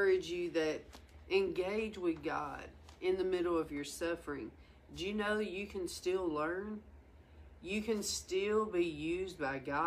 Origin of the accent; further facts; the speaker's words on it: the South, United States; moved away as an adult; also born or lived in Washington; I'm from the South